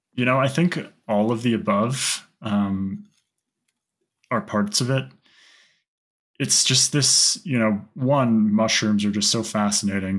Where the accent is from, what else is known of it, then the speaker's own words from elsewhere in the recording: Santa Fe, New Mexico, United States; I grew up in Santa Fe, which is the highest capital in the U.S.